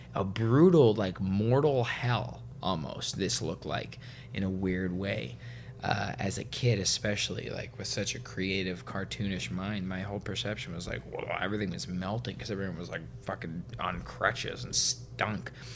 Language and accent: English; Vancouver, British Columbia, Canada; where I grew up in Vancouver